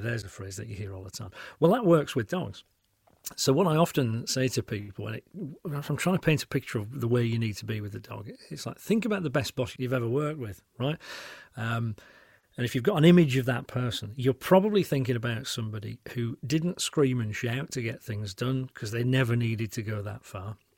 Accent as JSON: {"language": "English", "region": "Yorkshire and the Humber", "country": "United Kingdom", "tie": "born or raised there", "moved": "as an adult", "lives_now": "Cotswolds, United Kingdom", "said": "I'm famously a Yorkshireman"}